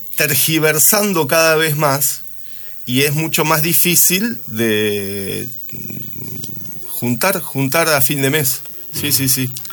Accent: Santa Fe, Argentina; moved away as an adult; Yo soy nacido en Santa Fe

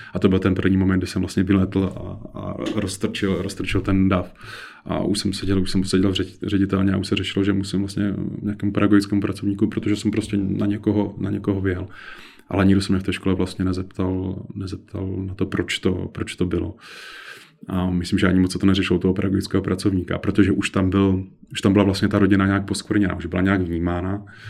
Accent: Kovansko, Central Bohemian Region, Czechia; Já jsem z Kovanska, to je malá vesnice Unimburka, která v té době měla zhruba asi 120 obyvatel

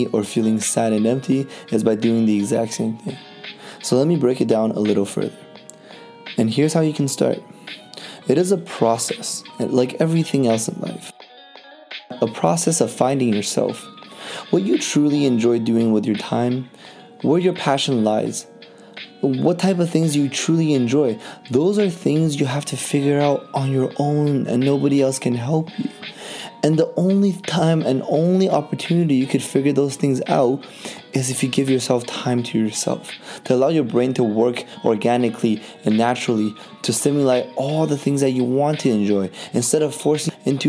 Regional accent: Vancouver, British Columbia, Canada; growing up in Vancouver, all my life in Canada

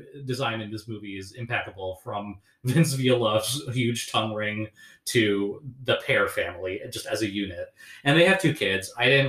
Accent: Northern New Jersey, United States; I grew up in Northern New Jersey.

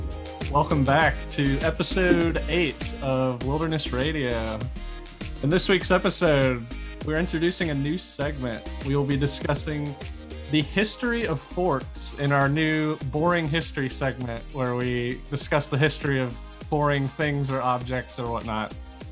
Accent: Maui, Hawaii, United States; I was born in Hawaii, specifically on the island of Maui.

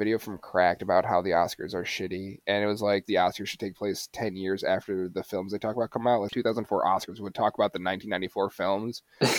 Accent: United States; We're American.

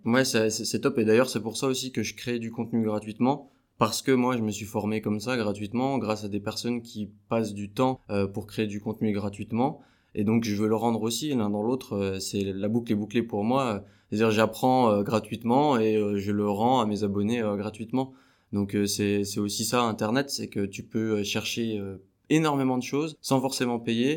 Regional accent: Besançon, Bourgogne-Franche-Comté, France; je suis de Besançon.

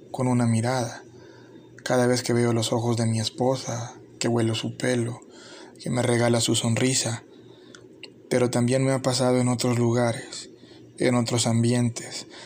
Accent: El Salvador; Es la descripción que como salvadoreño hago de un momento que me impactó.

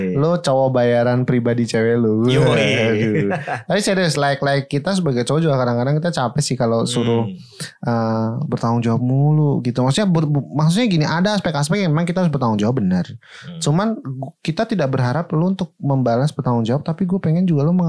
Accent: Bekasi, West Java, Indonesia; nah karena kamu tahu aku dari Bekasi

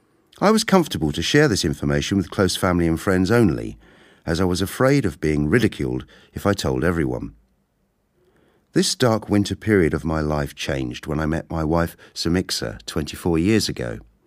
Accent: Kenya; born there; I was born in Kenya 52 years ago.

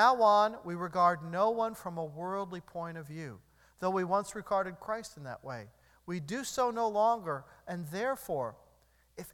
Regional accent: United States; I'm an American.

